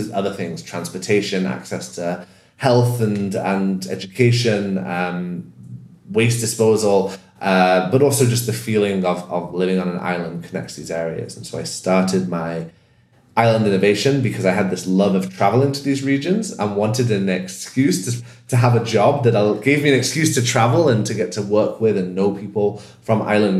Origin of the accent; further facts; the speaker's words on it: United Kingdom; And that in itself is a whole conversation as a British person with the country that was the colonial power in that region, how I relate to that.